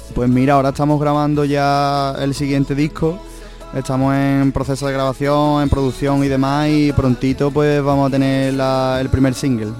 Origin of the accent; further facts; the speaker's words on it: Sanlúcar de Barrameda, Andalusia, Spain; Yo tengo siempre a mi tierra por bandera, Sanlúcar